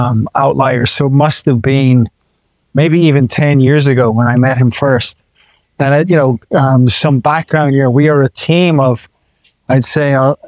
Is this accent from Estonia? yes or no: yes; Estonia; We're from Estonia.